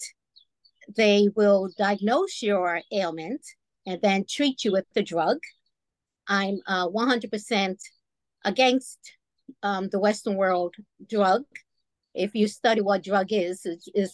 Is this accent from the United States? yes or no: no; Bermuda; I was brought up in Bermuda.